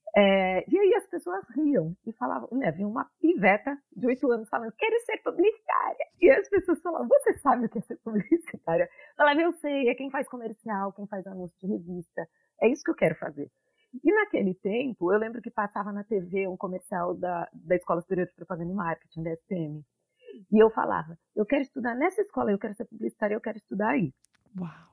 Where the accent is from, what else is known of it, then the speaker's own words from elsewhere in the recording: Santos, São Paulo, Brazil; moved away as an adult; now in New York, United States; Eu sou de Santos